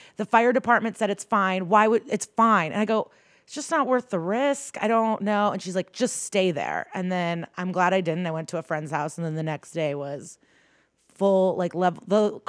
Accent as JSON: {"language": "English", "town": "Skokie", "region": "Illinois", "country": "United States", "tie": "born or raised there", "moved": "yes", "said": "No, I'm from the Chicago suburbs."}